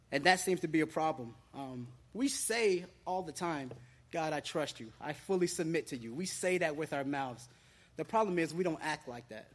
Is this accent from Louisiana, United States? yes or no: no; Cincinnati, Ohio, United States; now in Florida, United States; I didn't grow up here in Florida. I grew up in Ohio, Cincinnati, Ohio